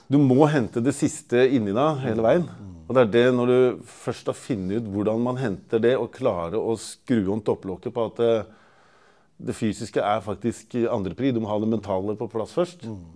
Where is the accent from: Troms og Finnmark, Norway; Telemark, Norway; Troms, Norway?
Telemark, Norway; Porsgrunn; also born or lived in Trøndelag; Halv trønder og halv porsgrunnsvin. Så jeg er liksom både trønder og telemarking.